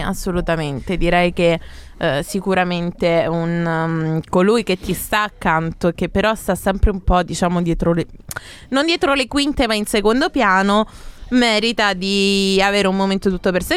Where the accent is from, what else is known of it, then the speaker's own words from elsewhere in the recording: Mussomeli, Sicily, Italy; ho ventiquattro anni, vengo da Mussomeli